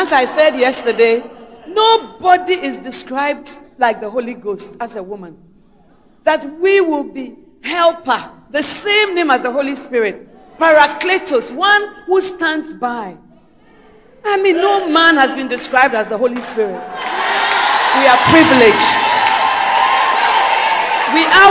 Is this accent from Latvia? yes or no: no; Ghana; we who are Ghanaian citizens